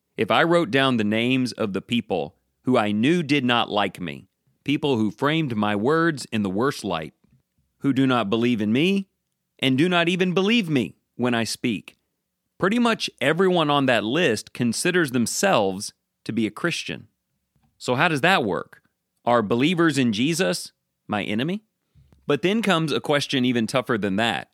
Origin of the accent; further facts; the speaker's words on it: United States; I'm an American